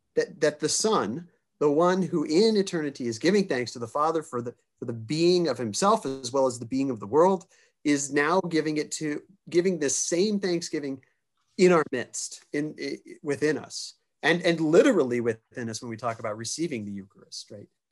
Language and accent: English; Kansas City, United States; I grew up in Kansas City